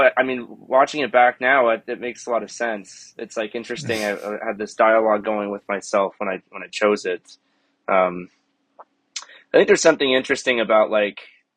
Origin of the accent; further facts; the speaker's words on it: Weston, Florida, United States; I grew up in Weston, Florida, so kind of in between Miami and Fort Lauderdale